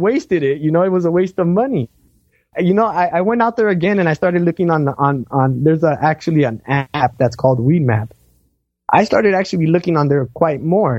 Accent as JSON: {"language": "English", "town": "Los Angeles", "region": "California", "country": "United States", "said": "I'm from Los Angeles. You know, I live in an urban jungle."}